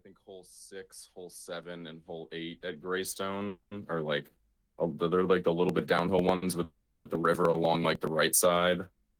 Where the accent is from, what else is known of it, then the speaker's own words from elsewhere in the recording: Mahwah, New Jersey, United States; I'm not from Sheridan, Indiana. I'm from Mahwah, New Jersey.